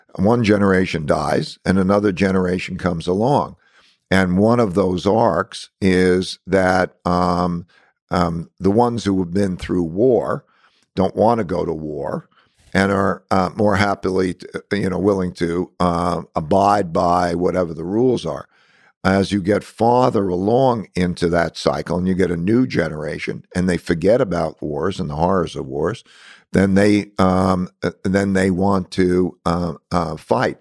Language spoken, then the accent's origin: English; United States; being an American here is that I grew up with all different nationalities